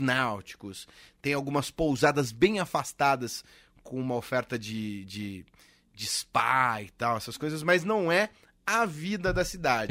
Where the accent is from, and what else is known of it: Piracaia, São Paulo, Brazil